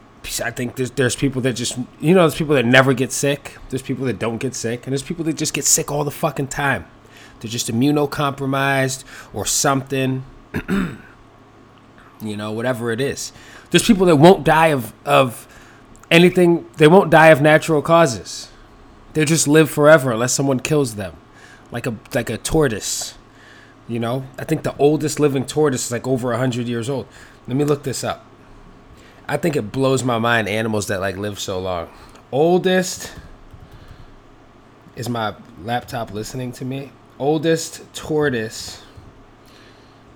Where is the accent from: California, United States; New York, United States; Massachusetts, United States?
New York, United States; New York City; when I was growing up in the Bronx